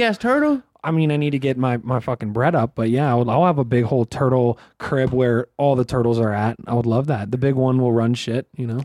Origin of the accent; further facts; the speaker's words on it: Pittsburgh, Pennsylvania, United States; I'm from Pittsburgh